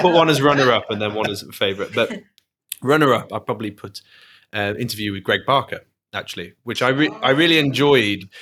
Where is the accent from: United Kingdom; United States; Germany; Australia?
United Kingdom; Manchester, North West England; moved away as an adult; now in Glasgow, United Kingdom; I'm not Glaswegian, I'm not Scottish, um, but I'm you know I'm British, and I uh, to be honest, it could have it could have been my home city, Manchester